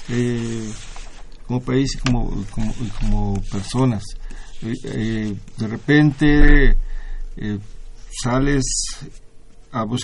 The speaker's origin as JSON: {"language": "Spanish", "country": "Mexico", "said": "de nosotros como mexicanos, aquí vivimos y aquí la sufrimos"}